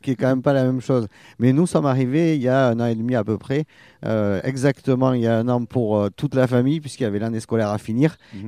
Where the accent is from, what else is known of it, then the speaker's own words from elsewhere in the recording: Toulouse, Occitania, France; moved away as an adult; also born or lived in Paris; now in Arcachon Basin, France; je suis né à Toulouse et puis après j'ai un peu voyagé.